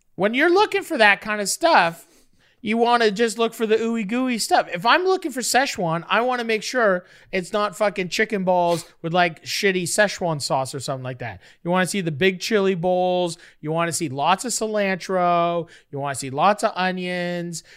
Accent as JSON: {"language": "English", "town": "Toronto", "region": "Ontario", "country": "Canada", "moved": "yes", "lives_now": "Los Angeles, United States", "said": "I'm from Toronto"}